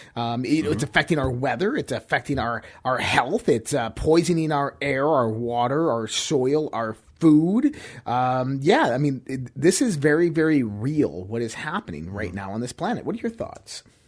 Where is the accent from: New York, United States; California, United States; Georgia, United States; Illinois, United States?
New York, United States; Western; I grew up in Western New York. I I grew up in those types of winters.